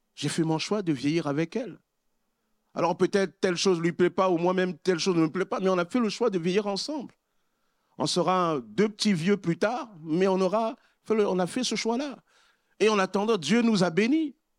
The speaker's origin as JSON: {"language": "French", "country": "Republic of the Congo", "tie": "born or raised there", "moved": "yes", "lives_now": "France", "said": "Lorsque j'étais dans mon pays d'origine, au Congo-Brazzaville"}